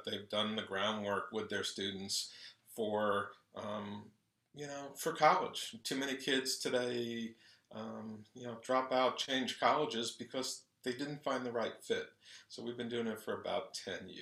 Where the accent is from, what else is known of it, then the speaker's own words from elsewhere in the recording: Long Island, New York, United States; moved away as an adult; also born or lived in Jamaica, Queens, New York / Seattle, Washington; now in South Florida, United States; So I was born in Jamaica, Queens. When I was about 4, we moved out to Commack, Long Island.